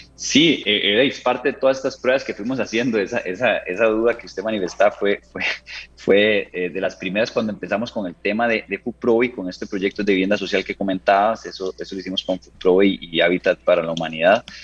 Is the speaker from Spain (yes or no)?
no; Costa Rica; como ticos orgullosos que somos